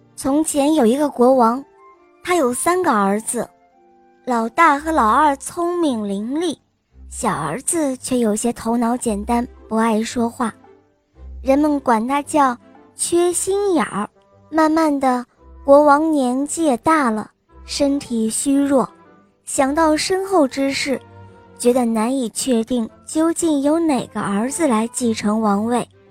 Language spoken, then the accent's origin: Chinese; Huzhou, Zhejiang, China; 今天我五岁了，我来自湖州